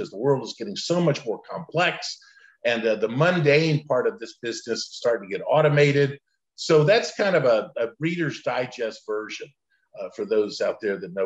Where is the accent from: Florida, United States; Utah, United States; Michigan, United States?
Florida, United States; Central; also born or lived in Lakeland, Florida; I was actually born along with my five siblings, large Italian Catholic family in Lakeland, Florida, of all places. My dad, mom just didn't want to raise their family on the streets of Brooklyn. And I grew up in Central Florida, great place to grow up